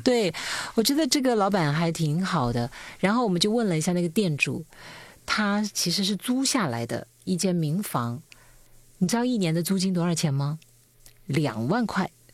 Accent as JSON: {"language": "Chinese", "town": "Lianyuan", "region": "Hunan", "country": "China", "tie": "born or raised there", "moved": "yes", "said": "因为我老家就是有个钢厂"}